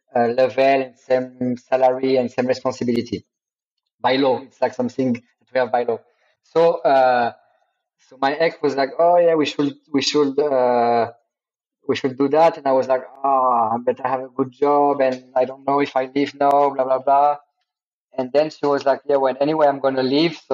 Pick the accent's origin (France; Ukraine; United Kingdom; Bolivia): France; Paris, Île-de-France; moved away as an adult; also born or lived in Bali, Indonesia; now in Sulawesi, Indonesia; I'm born and raised in Paris